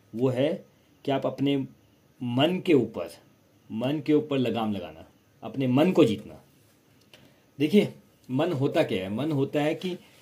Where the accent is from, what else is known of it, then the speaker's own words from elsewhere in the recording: India; मैं इंडियन हूँ इंडिया से बाहर गया ही नहीं कभी